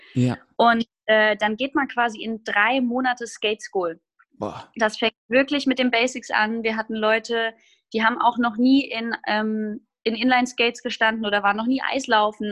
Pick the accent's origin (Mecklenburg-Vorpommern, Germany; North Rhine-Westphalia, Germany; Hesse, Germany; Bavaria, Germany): Hesse, Germany; Groß-Gerau; moved away as an adult; also born or lived in Hamburg; now in Ruhr area, Germany; Ich komme aus einer kleinen Stadt namens Groß-Gerau in Hessen und ähm, bin da aufgewachsen